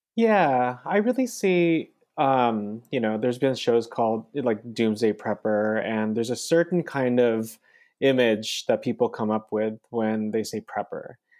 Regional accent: California, United States; also born or lived in Philippines; growing up in California, I was, like, what, eleven years old during the Loma Prieta earthquake

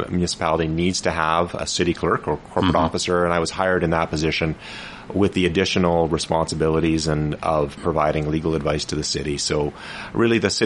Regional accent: Fraser Lake, British Columbia, Canada; now in Prince George, Canada; I was born and raised in Fraser Lake area

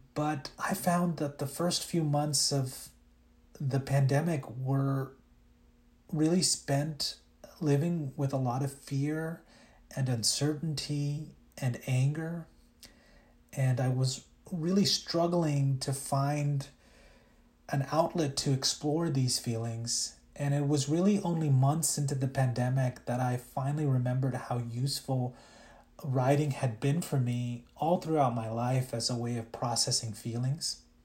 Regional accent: Louisiana, United States; English is a second language; also born or lived in India; I was raised in a very small town in Louisiana

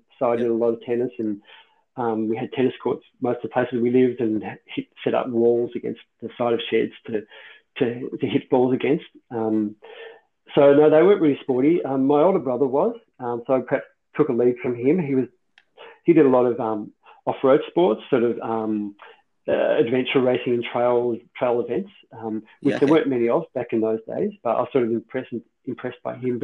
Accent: Ballarat, Victoria, Australia; I was from Ballarat, Moners was kind of my hometown favourite guy.

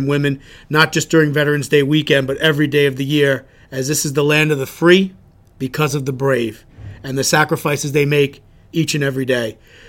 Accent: Chicago, Illinois, United States; I'm from Chicago originally.

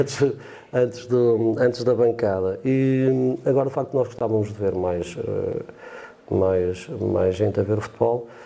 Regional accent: Jales, Norte, Portugal; aquele mais próximo da minha terra, que eu sou de um canal da ali de Jales

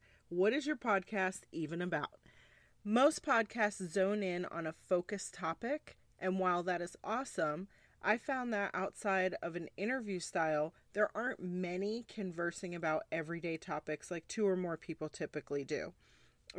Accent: Egg Harbor Township, New Jersey, United States; moved away as an adult; now in Texas, United States; I'm originally from New Jersey. Most people don't know the township, but I'm from EHT. It's about 15, 20 minutes outside of Atlantic City. And I was born and raised there for 22 years.

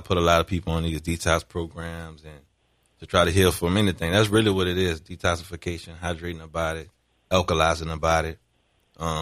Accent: New Orleans, Louisiana, United States; We grew up in the St. Bernard Project

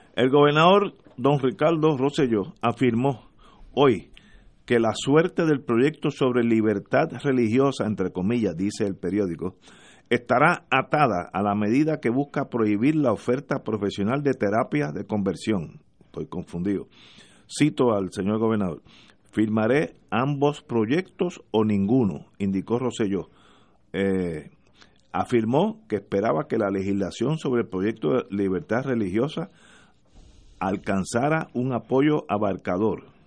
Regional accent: Puerto Rico; also born or lived in United States

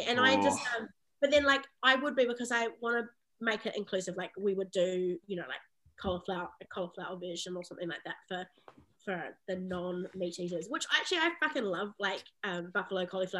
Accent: Palmerston North, Manawatū-Whanganui, New Zealand; this like little city, Palmerston North, that I grew up in New Zealand

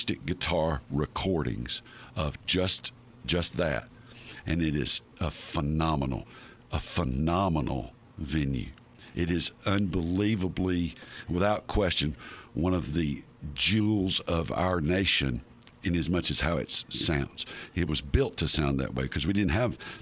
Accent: North Alabama, United States; I'm from North Alabama.

